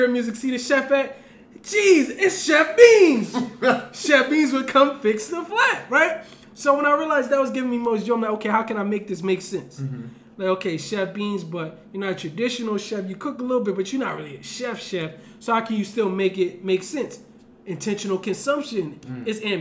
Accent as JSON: {"language": "English", "town": "Camden", "region": "New Jersey", "country": "United States", "said": "I'm from Camden, New Jersey"}